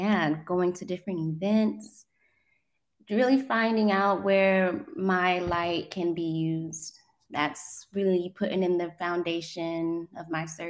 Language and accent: English; South Korea; Honestly, I was raised in Korea, and I'm a military child.